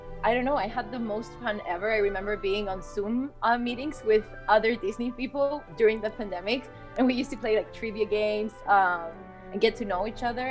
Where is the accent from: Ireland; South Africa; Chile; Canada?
Chile; first language Spanish; English is a second language; I'm actually from Chile